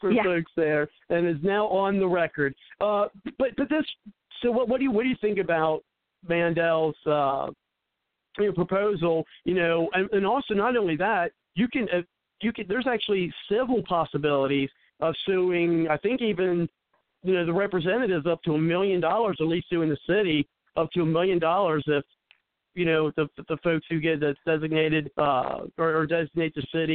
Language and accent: English; Cincinnati, Ohio, United States; I'm from the West Side.